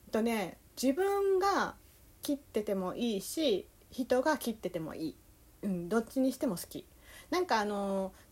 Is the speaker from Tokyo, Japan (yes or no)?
yes; Tokyo, Japan; 東京人の私が関西人であるひよりさんの関西弁を厳しくチェックしました。